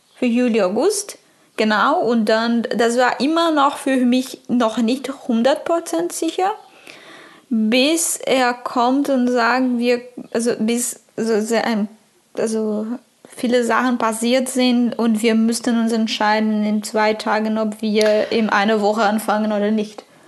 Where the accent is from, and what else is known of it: Brazil; German is a second language; moved away